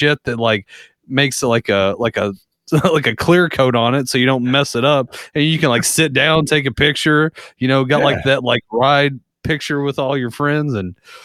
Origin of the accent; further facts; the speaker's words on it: United States; us as Americans